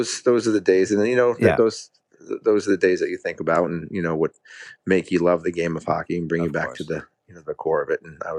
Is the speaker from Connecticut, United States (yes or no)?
yes; Connecticut, United States; At the time, I was living in Connecticut, and my family, we lived in an apartment complex